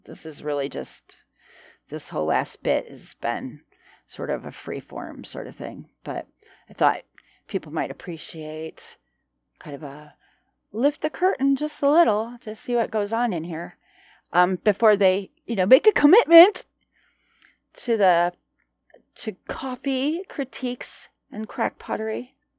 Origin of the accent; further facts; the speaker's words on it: United States; we're American